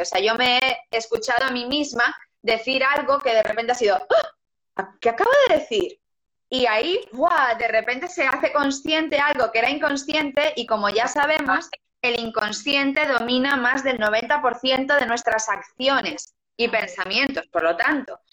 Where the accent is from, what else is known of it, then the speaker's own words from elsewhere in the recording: Lugo, Galicia, Spain; yo soy de Lugo